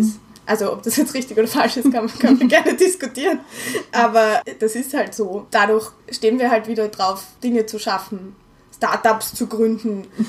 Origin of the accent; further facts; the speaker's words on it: Vienna, Austria; auf der WU als Wienerin